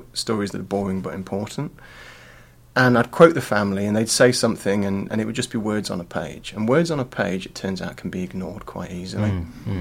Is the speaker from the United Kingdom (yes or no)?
yes; English Midlands, United Kingdom; now in Australia; I was born in Australia to British parents, but moved back to the UK when I was about 13 months old. So I grew up in the middle of the English Midlands, where life is dark and grey and boring.